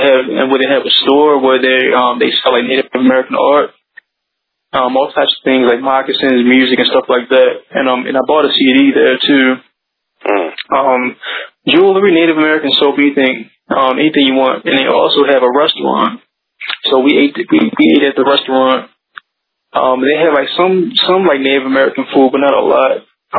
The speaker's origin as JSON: {"language": "English", "country": "Canada", "said": "Right, all right, so going to the main event, we're coming from Canada."}